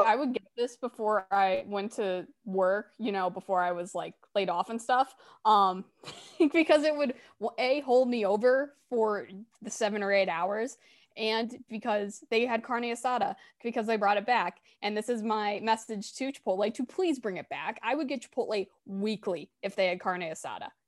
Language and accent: English; Chicago, Illinois, United States; accent: Chicago; do I have a Chicago accent